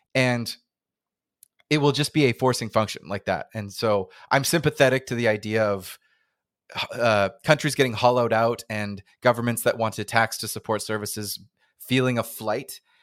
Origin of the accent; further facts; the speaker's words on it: Canada; accent: North American; I'm I'm Canadian